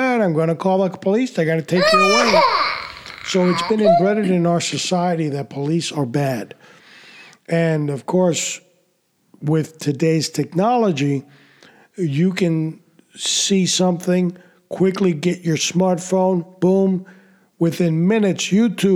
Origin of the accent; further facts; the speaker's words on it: New York City, New York, United States; When I was a kid growing up in New York City